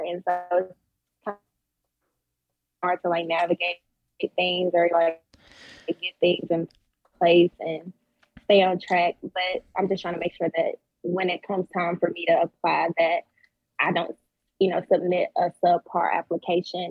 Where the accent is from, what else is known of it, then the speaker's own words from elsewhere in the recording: Louisiana, United States; moved away as an adult; now in Memphis, United States; I'm from Louisiana